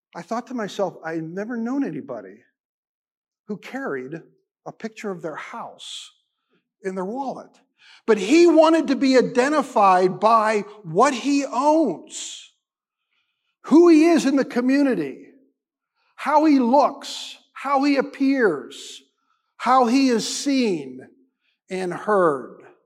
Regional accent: United States; being an American Christian

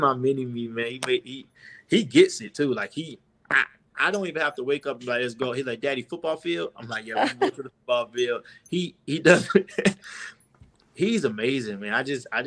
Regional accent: Miami, Florida, United States; I'm born and raised in Miami.

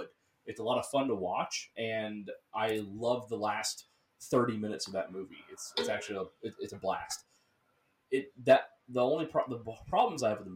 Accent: Cleveland, Ohio, United States; I grew up outside of Cleveland

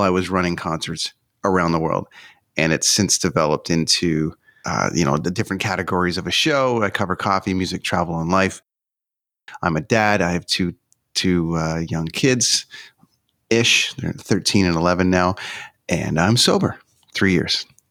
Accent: Canada; I'm from Canada

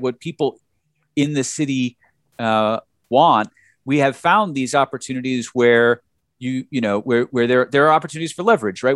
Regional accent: New Jersey, United States; moved away as an adult; now in Detroit, United States; I'm from New Jersey, you know, I, I, I, I've been here for, for ten years

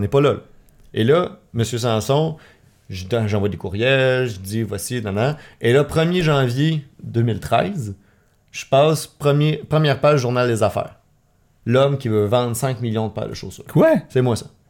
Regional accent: Laval, Quebec, Canada; now in Montreal, Canada; je viens de Laval, je suis né à Laval, puis euh, maintenant je vis à Montréal

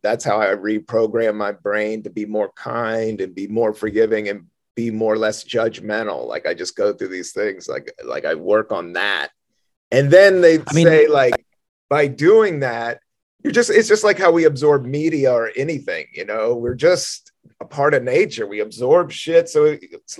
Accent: Southern Virginia, United States; moved away; I went to school in Southern Virginia in middle school and high school.

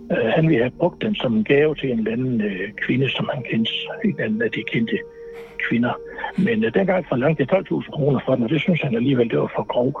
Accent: Aalborg, North Denmark Region, Denmark; jeg er gammel Aalborg-dreng

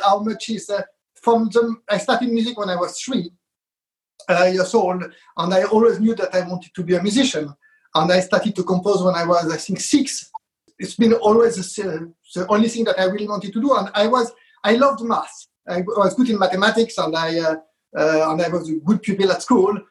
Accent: France; moved away as an adult; also born or lived in Israel; now in London, United Kingdom; I was brought up in France. I was born in Israel uh, and I've been in, uh, in London for now over 30 years, and that's my home here

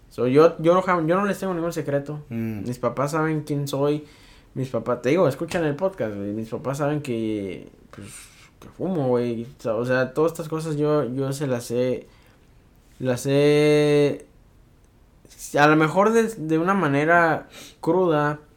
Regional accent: Mexico; uno como mexicano

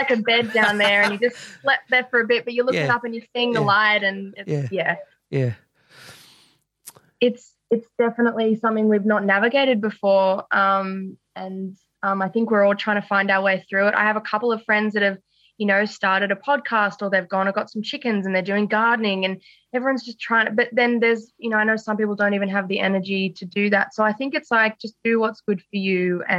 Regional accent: Sydney, New South Wales, Australia; So I'm very much a nature girl. And, grew up in Sydney and I've stayed in Wesley my whole life.

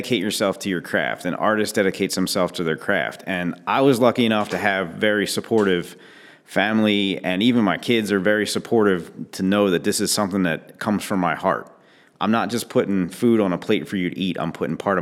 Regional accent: Parkville, Maryland, United States; I grew up in Parkville, moved away a few times and just ended up coming back

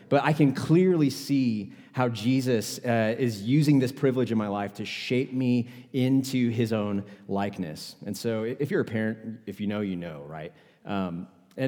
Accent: Houston, Texas, United States; moved away as an adult; also born or lived in Dallas-Fort Worth, Texas; now in Utah, United States; I was born and raised in Houston, Texas

